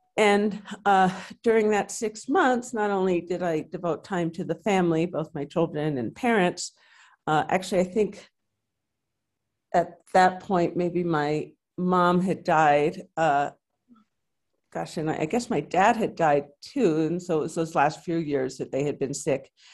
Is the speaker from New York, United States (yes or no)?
yes; New York City, New York, United States; moved away as an adult; now in New Mexico, United States; I grew up in New York City and met my husband on a blind date there.